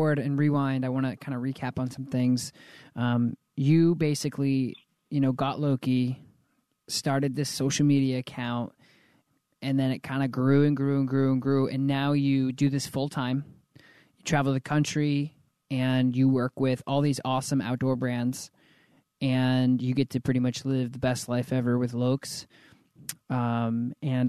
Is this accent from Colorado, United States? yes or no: yes; Colorado Springs, Colorado, United States; moved away; I was born in the Springs too, so I'm a Colorado native